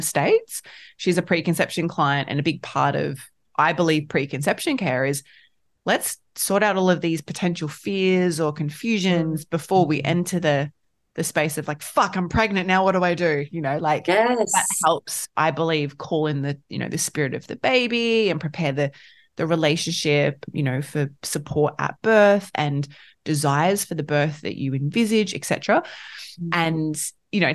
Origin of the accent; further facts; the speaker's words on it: Queensland coast, Australia; Where we live on the coasts of Queensland